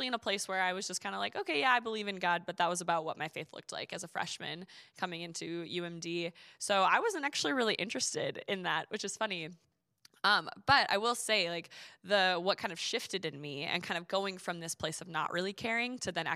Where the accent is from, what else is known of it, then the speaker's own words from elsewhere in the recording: Duluth, Minnesota, United States; I grew up in Duluth, Minnesota